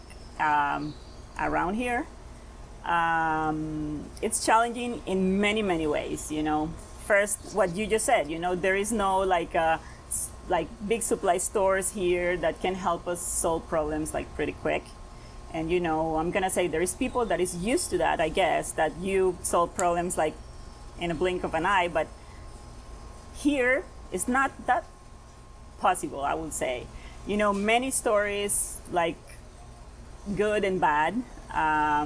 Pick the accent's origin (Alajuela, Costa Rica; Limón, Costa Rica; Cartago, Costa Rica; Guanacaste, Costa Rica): Guanacaste, Costa Rica; Nosara; moved away as an adult; I was born and raised in Nosara